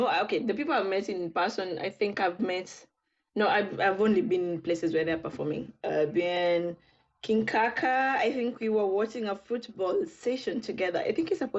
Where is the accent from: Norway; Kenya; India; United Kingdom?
Kenya; Being Kenyan is one thing